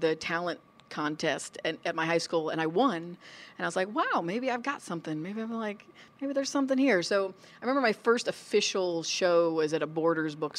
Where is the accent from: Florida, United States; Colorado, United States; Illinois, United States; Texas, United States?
Florida, United States; moved away as an adult; now in California, United States; I was born in California. My mom grew up in L.A., but when I was about two, they moved us to Florida, and I really grew up in Florida